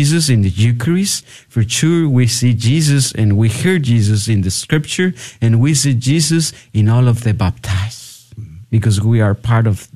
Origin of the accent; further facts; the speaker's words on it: Tepatitlán, Jalisco, Mexico; now in San Antonio, United States; I am originally from Tepatitlán, Jalisco, Mexico